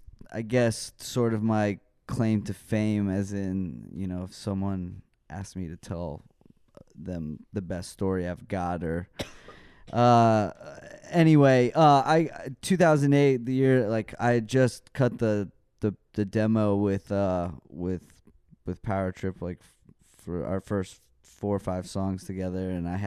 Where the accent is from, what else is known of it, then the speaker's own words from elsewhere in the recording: Dallas, Texas, United States; I'm from Dallas. And and my family's like Irish Catholic.